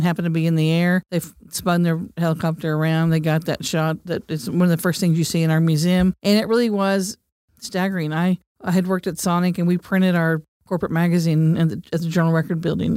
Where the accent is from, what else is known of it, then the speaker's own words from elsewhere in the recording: Cleveland, Oklahoma, United States; I grew up in Cleveland, Oklahoma, on the banks of the Arkansas River